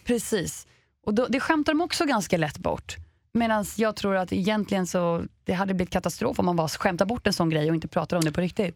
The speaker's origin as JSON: {"language": "Swedish", "country": "Sweden", "said": "vi svenskar"}